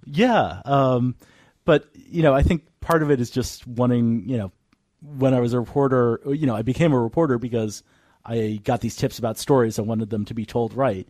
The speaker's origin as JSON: {"language": "English", "region": "Northern Virginia", "country": "United States", "moved": "as an adult", "lives_now": "San Francisco, United States", "said": "I'm from Northern Virginia"}